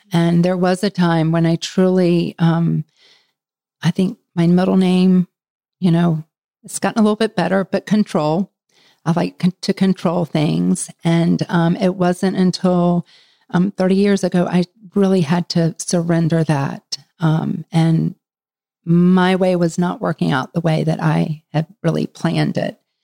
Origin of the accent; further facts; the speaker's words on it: Florida, United States; moved away as an adult; now in Charlotte, United States; I'm from Florida, so it was either Florida State or um, University of Florida